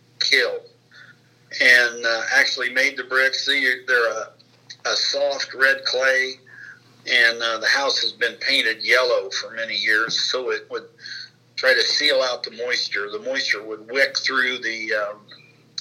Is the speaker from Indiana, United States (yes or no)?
yes; Peru, Indiana, United States; I was born here in Miami County in Duke's Hospital, Peru, Indiana.